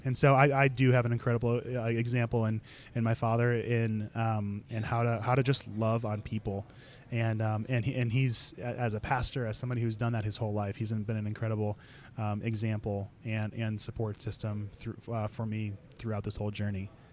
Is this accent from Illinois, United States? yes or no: yes; Chicago, Illinois, United States; I'm originally from Chicago. I grew up there with a large family.